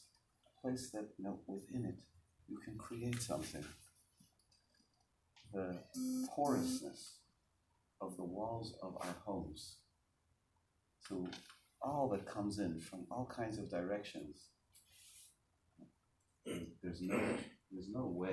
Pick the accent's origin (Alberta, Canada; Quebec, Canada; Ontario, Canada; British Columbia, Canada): Quebec, Canada; Montreal; moved away as an adult; now in Baltimore, United States; I grew up in Montreal, and in 1982, when I was finished with high school, I went to Baltimore